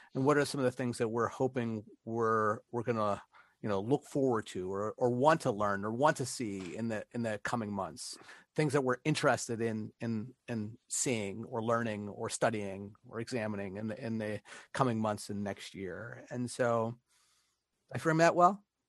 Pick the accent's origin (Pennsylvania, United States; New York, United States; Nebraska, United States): Pennsylvania, United States; Pittsburgh; moved away; also born or lived in Italy; back home, back to Pittsburgh